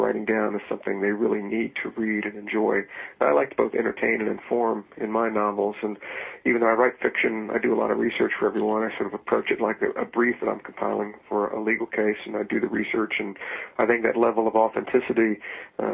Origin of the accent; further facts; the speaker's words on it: Virginia, United States; I grew up in Virginia